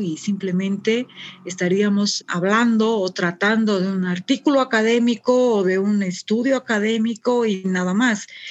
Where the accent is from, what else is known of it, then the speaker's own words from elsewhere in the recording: Sucre, Chuquisaca, Bolivia; estoy en Sucre, es, mi ciudad natal, nací, nací acá en Sucre, estudié también acá en, Sucre